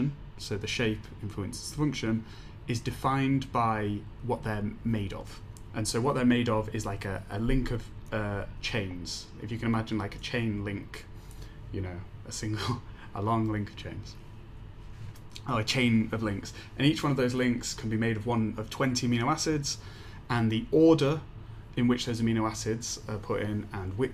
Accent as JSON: {"language": "English", "town": "Leeds", "region": "Yorkshire and the Humber", "country": "United Kingdom", "moved": "yes", "lives_now": "Edinburgh, United Kingdom", "said": "I'm from Leeds in England"}